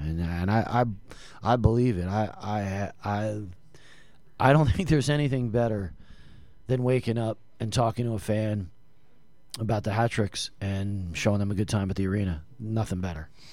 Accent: New Jersey, United States; I'm from Jersey

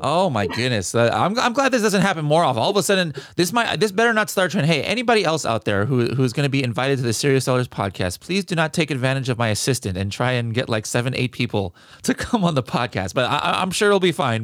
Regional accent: California, United States; I'm from California

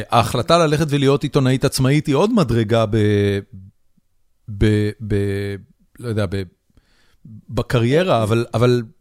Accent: United States; בתור, בתור אמריקאי. בתור מישהו שחי בארצות הברית

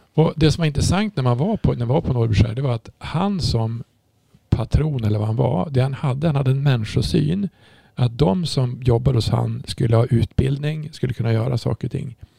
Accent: Umeå, Västerbotten County, Sweden; jag kommer från Umeå

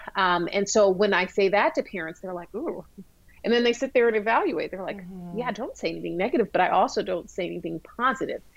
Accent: Georgia, United States; as a young black girl um, growing up in Georgia

